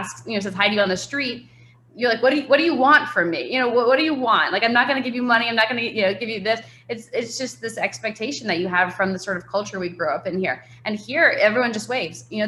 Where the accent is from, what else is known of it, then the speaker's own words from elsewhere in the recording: New York, United States; moved away as an adult; I grew up in New York and grew up skiing